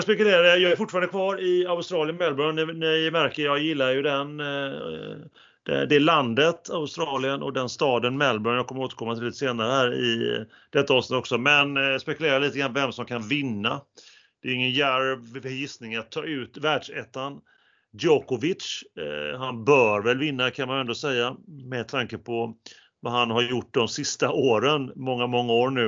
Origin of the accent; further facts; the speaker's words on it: Sweden; vi som svenskar